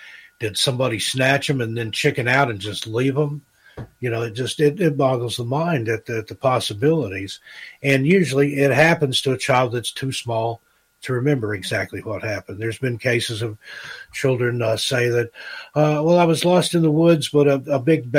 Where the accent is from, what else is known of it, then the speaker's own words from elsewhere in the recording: Great Smoky Mountains, United States; I grew up in the Smoky, I've seen a lot of bear and stuff